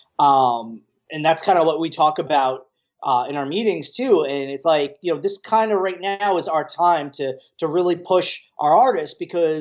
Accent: New Jersey, United States; I grew up in New Jersey

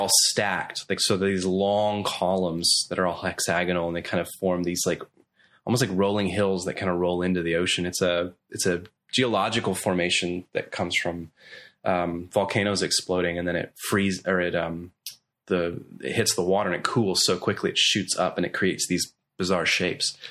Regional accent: Belfast, Northern Ireland, United Kingdom; also born or lived in Coleraine, Northern Ireland / Nashville; now in Orlando, United States; when I was three, we moved to Belfast, which is the capital of Northern Ireland.

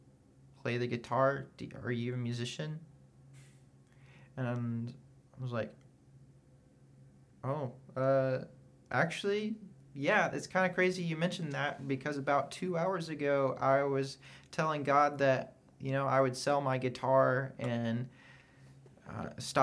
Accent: Oklahoma, United States; moved away; I'm from Oklahoma

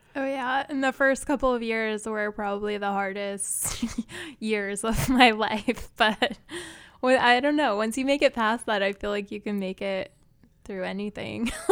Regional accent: Utah, United States; moved away as an adult; now in New York City, United States; I grew up in Utah and I went to college in the same town that I grew up

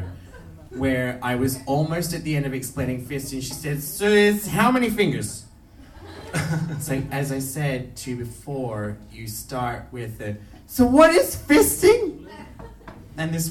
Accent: Australia; moved away as an adult; now in Iceland; when I went back to Australia and I did a show in my hometown

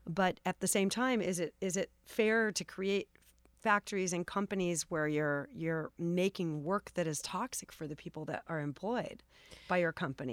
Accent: Los Angeles, California, United States; I grew up here in Los Angeles

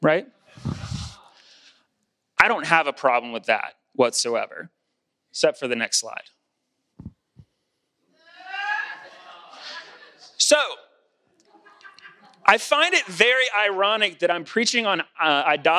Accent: South Georgia, United States; It's because I grew up in the state of Georgia. It's because that's a representative of growing up in South Georgia.

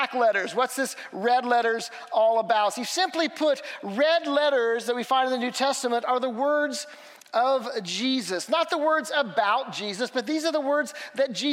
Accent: Missouri, United States; I'm from Missouri

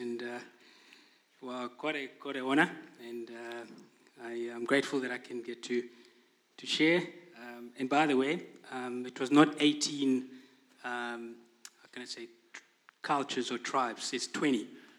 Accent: Gauteng, South Africa; moved away as an adult; now in New Zealand; So born and bred, you know, in about 60 kilometers south of Johannesburg.

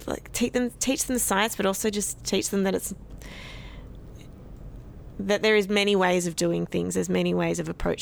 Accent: Sydney, New South Wales, Australia; I'm initially from Sydney

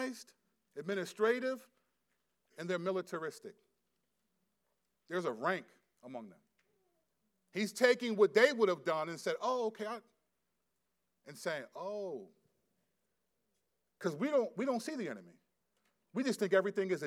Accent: United States; we're American

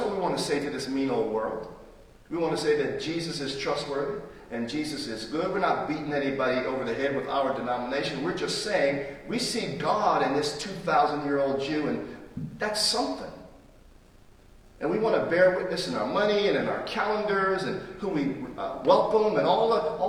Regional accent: United States; I am an American and proudly so

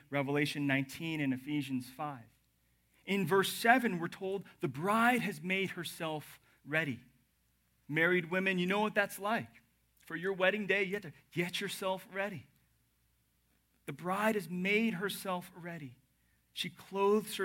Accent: the South, United States; moved away; I'm from the South

